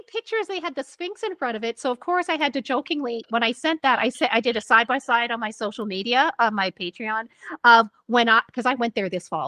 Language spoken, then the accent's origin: English; Canada; we're Canadian, so we can't be rude.